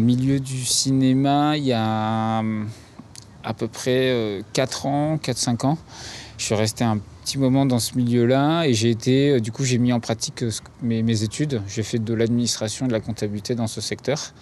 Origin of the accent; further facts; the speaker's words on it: Paris, Île-de-France, France; moved away as an adult; Je, je suis né à Paris, j'ai grandi à Paris